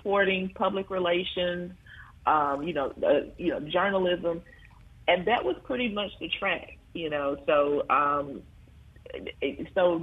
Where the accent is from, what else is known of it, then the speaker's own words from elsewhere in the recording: McComb, Mississippi, United States; also born or lived in Progress, Mississippi; now in Jackson, United States; I grew up in Macomb, Mississippi.